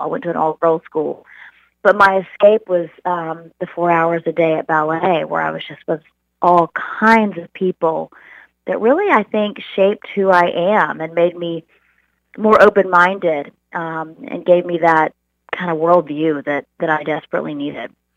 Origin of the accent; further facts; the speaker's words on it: Charleston, South Carolina, United States; moved away as an adult; now in Dallas, United States; I grew up in Charleston, South Carolina.